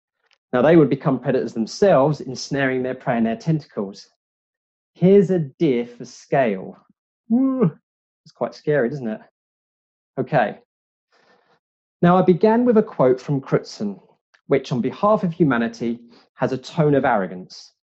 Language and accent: English; United Kingdom; I'm British. I love the BBC, so this is pretty good.